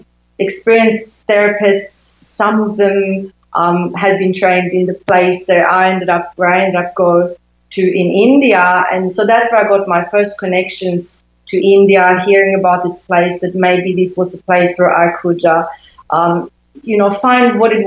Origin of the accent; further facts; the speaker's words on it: Sweden; So they were normal, I think, in that environment where I grew up in Sweden.